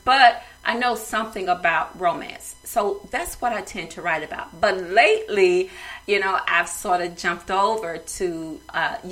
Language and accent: English; the South, United States; I'm from the South